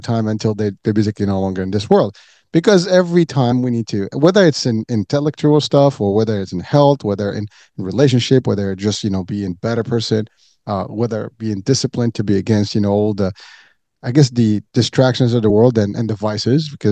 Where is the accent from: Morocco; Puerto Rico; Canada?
Morocco; now in United States; I'm originally from Morocco